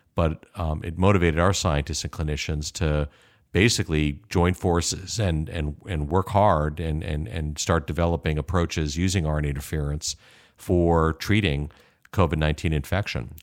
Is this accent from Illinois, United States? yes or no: yes; Chicago, Illinois, United States; moved away as an adult; also born or lived in Kalamazoo / Seattle; I was born and raised in Chicago